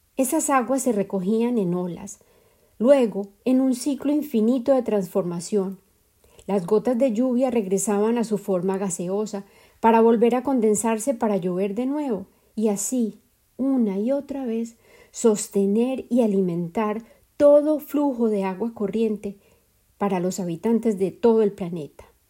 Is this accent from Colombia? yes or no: yes; Colombia; la vida de mi madre en Colombia, mi país de origen